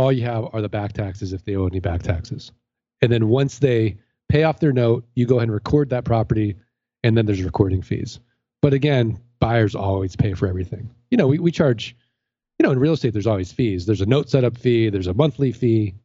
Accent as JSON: {"language": "English", "town": "St. Louis", "region": "Missouri", "country": "United States", "said": "I'm from St. Louis."}